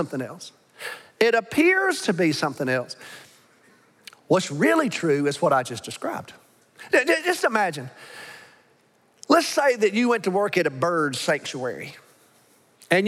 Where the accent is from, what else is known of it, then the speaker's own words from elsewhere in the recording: Alabama, United States; now in Arlington, United States; I'm from Alabama